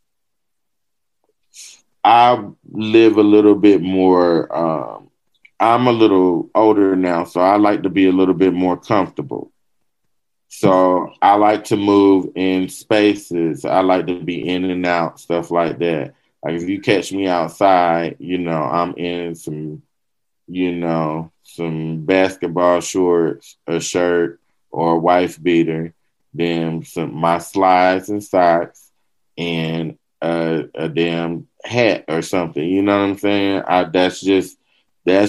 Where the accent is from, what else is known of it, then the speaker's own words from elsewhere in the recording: the South, United States; we're from the South